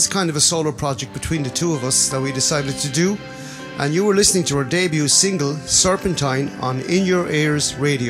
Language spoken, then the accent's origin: English; Cork, Munster, Ireland; We are from Cork in Ireland